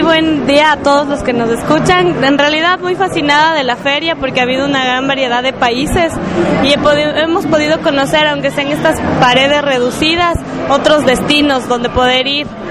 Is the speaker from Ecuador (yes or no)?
yes; Quito, Pichincha, Ecuador; Yo soy justamente de la capital de Quito, pero soy de las afueras de la capital